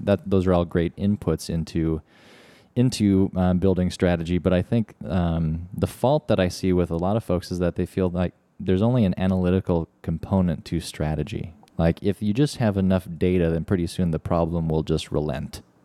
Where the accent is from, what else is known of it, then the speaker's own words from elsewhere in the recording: Midwest, United States; we're from the Midwest